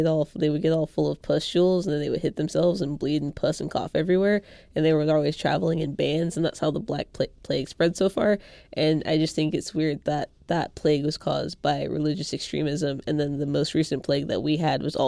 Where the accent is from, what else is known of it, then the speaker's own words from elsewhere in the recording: Georgia, United States; I'm from Georgia